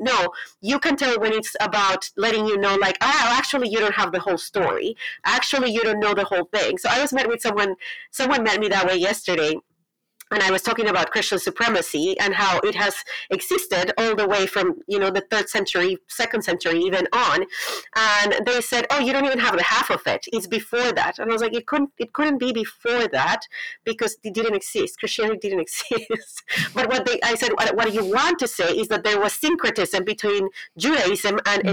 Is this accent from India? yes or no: no; Colombia; English is a second language; moved away as an adult; now in United States; I'm from Colombia. I was born and raised in Colombia.